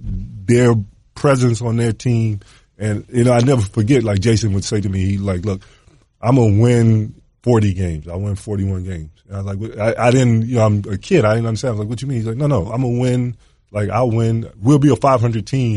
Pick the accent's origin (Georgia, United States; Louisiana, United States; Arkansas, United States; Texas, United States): Georgia, United States; Atlanta; growing up in Atlanta